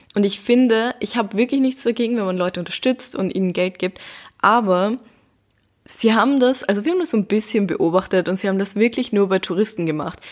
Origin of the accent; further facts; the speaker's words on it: Vienna, Austria; bei uns in Wien